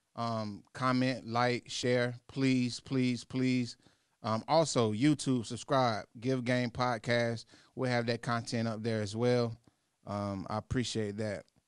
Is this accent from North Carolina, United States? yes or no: yes; North Carolina, United States; I'm from North Carolina